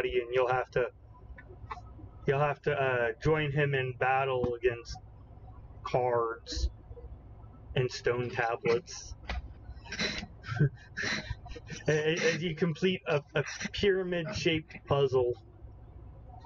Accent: Broken Arrow, Oklahoma, United States; It's my hometown. It's a suburb of Tulsa County

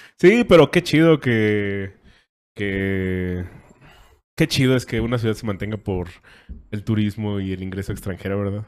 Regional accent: Mexico; hay cosas que disfruto de ser mexicano

